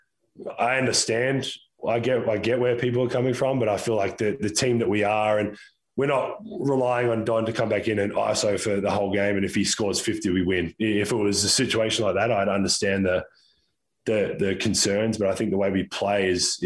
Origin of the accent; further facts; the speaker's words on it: Australia; now in United States; from obviously being Australian, from Australia